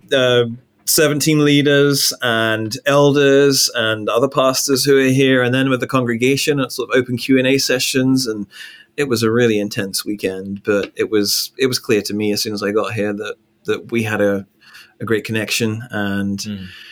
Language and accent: English; England, United Kingdom; moved away as an adult; also born or lived in Northern Ireland / Louisville, Kentucky; now in New York, United States; I'm from England. So I was born in England